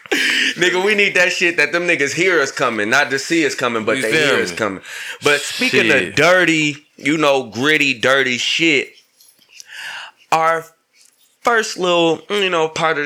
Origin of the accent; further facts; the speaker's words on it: Battle Creek, Michigan, United States; I'm from Michigan. I'm from a small town in Michigan. It's called Battle Creek, Michigan, bro.